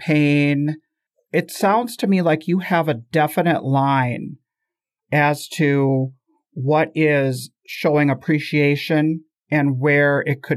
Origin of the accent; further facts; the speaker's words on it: United States; as a culture of people born and raised in the United States